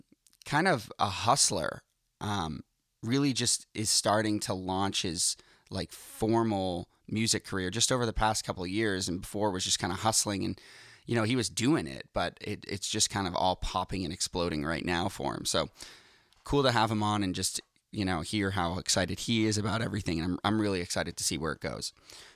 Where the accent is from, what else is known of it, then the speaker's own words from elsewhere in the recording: Boston, Massachusetts, United States; now in Los Angeles, United States; Yep, I'm Boston.